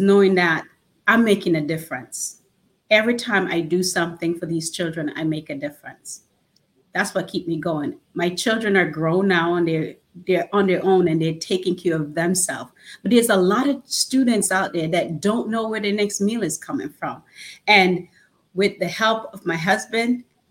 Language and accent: English; Orlando, Florida, United States; I am from Orlando, Florida